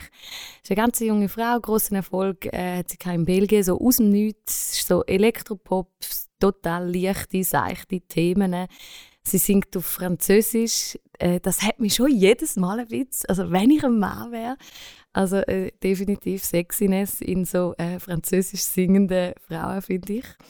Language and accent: German; Switzerland; als Schweizer